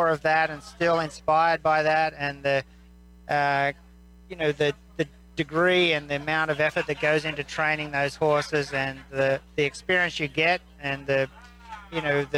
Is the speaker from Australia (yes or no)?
yes; Australia; now in United States; I come from Australia originally, and now an American citizen.